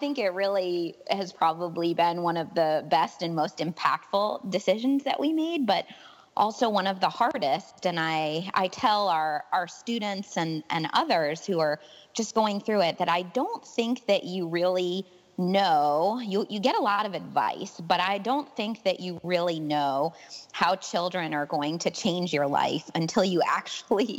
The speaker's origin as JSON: {"language": "English", "region": "New York", "country": "United States", "moved": "yes", "lives_now": "Gainesville, United States", "said": "I'm originally from New York State."}